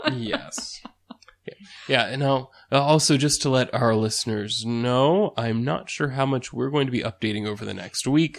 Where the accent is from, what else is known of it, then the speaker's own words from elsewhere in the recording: United States; first language English; speaking as an American, right, who's a native, well, American speaker